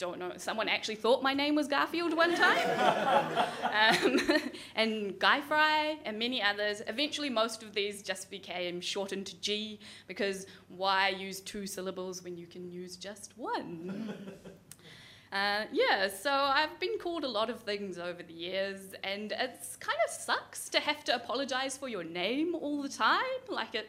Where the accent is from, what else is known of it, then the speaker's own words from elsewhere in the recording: New Zealand; oh, well, I can't tell people that I'm from New Zealand because no one would believe me, which is really annoying. And I didn't want to say that I was Indian because with that comes a lot of expectation.